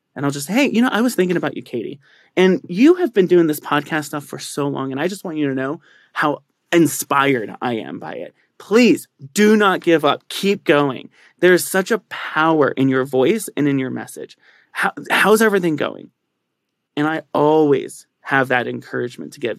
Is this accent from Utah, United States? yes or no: no; San Bernardino, California, United States; moved away as an adult; also born or lived in San Diego; now in Colorado Springs, United States; I actually grew up in San Bernardino, which is one of the most impoverished parts of Southern California